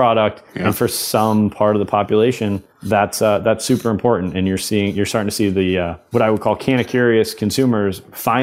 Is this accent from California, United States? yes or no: no; Boston, Massachusetts, United States; growing up in Massachusetts